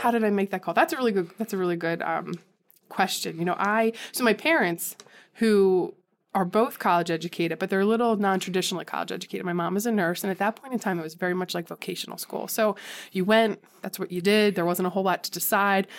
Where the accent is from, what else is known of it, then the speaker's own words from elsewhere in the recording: Conshohocken, Pennsylvania, United States; I grew up in Conshohocken, small, well, it's not a small, well, it's a decent sized suburb outside of Philadelphia.